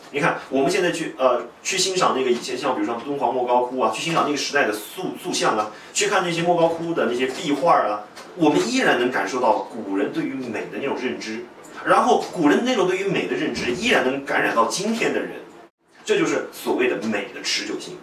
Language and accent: Chinese; China; 我们中国人